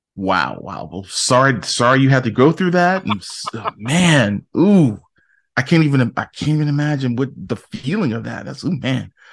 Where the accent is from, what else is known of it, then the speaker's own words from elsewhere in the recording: Newark, New Jersey, United States; I grew up in Newark